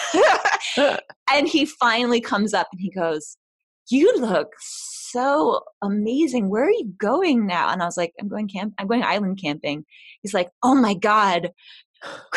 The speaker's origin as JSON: {"language": "English", "town": "New York City", "region": "New York", "country": "United States", "said": "I'm from New York City"}